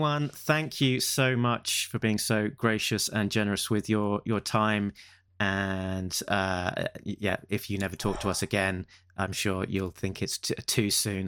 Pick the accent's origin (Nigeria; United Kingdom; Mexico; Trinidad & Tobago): United Kingdom; England; we're the guy from England